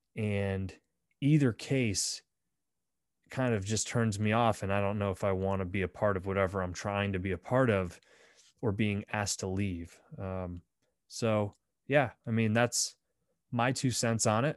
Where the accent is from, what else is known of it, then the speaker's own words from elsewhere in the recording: Bradford, Pennsylvania, United States; my hometown of Bradford, P